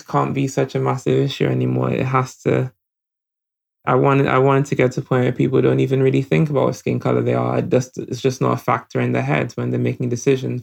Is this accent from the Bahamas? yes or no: no; Nigeria; now in United Kingdom; I grew up in Nigeria